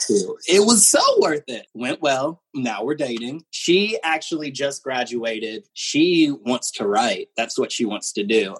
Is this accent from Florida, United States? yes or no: yes; Pensacola, Florida, United States; moved away as an adult; now in Orlando, United States; growing up in Pensacola